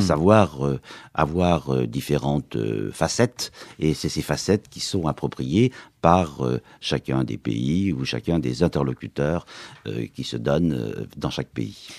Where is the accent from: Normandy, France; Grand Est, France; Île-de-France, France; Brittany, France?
Grand Est, France; Lorraine; je suis lorrain aussi